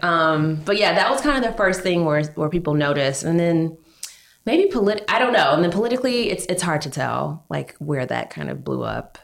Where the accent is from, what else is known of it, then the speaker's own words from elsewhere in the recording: Georgia, United States; now in New York, United States; I'm from Georgia.